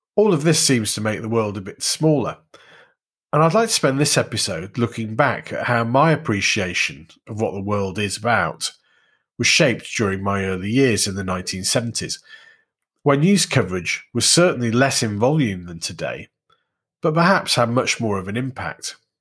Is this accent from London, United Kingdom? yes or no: no; Warrington, North West England, United Kingdom; Growing up in Warrington, that meant Look North West